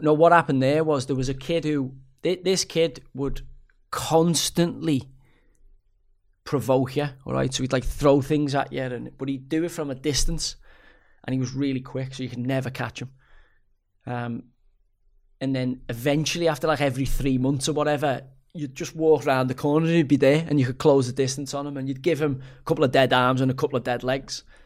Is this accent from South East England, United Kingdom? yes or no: no; Liverpool, North West England, United Kingdom; I'm a Scouser